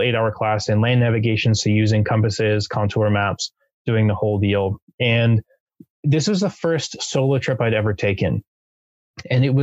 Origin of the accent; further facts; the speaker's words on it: Southern California, United States; also born or lived in Japan; I'm from Southern California